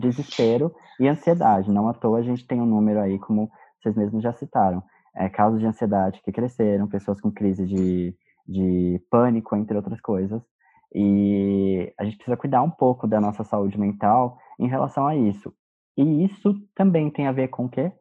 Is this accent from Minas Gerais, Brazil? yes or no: no; São Paulo, Brazil; nós somos de São Paulo